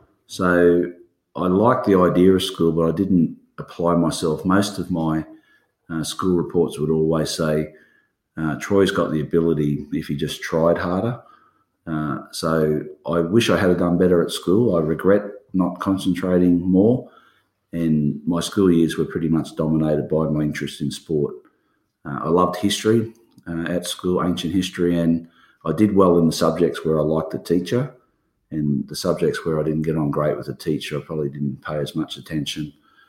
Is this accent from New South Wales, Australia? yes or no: yes; Maitland, New South Wales, Australia; born there; I was born in Maitland, New South Wales, which is near Newcastle.